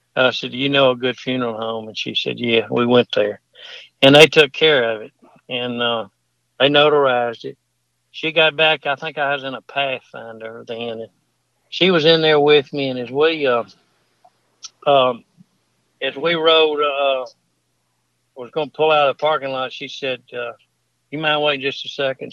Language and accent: English; Mississippi, United States; I'm her cousin from Mississippi